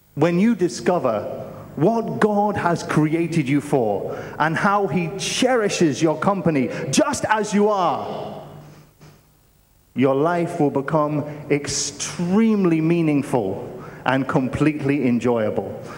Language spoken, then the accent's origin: English; United Kingdom; moved away; I'm originally from the United Kingdom